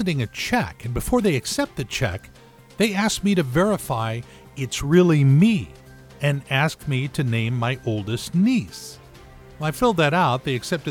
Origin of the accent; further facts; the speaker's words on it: Southern California, United States; now in Everett, United States; I grew up in Southern California